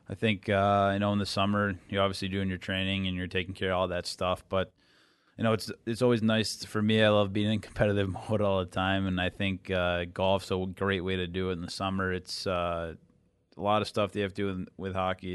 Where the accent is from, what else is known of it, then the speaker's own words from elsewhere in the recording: Boston, Massachusetts, United States; moved away; growing up in the Boston area and being a Bruins fan growing up